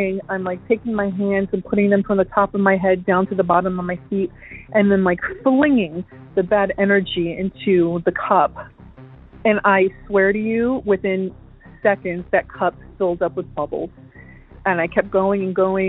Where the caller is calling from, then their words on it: Florida, United States; I'm calling from Florida